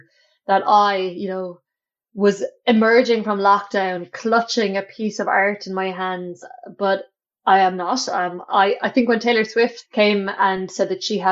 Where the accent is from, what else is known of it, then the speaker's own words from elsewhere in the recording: Clonakilty, Munster, Ireland; I'm from a small town called Clonakilty in West Cork, which is in the south of Ireland